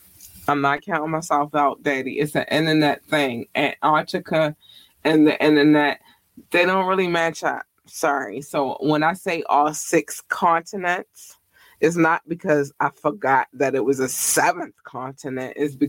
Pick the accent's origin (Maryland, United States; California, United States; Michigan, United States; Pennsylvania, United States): Maryland, United States; Baltimore; This is my city. I represent the city. It is me and I'm from Baltimore City.